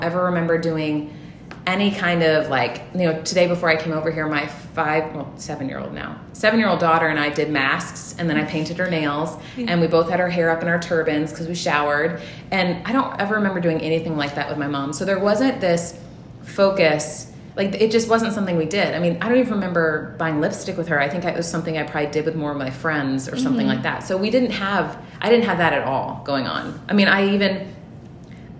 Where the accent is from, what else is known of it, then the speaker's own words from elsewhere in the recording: Memphis, Tennessee, United States; now in Milwaukee, United States; I grew up in Tennessee. My parents are originally from the North, but I was raised predominantly in Memphis, Tennessee